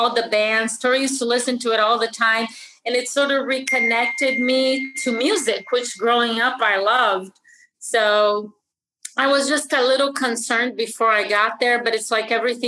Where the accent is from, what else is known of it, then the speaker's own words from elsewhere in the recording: Brazil; moved away; I was born and raised in Brazil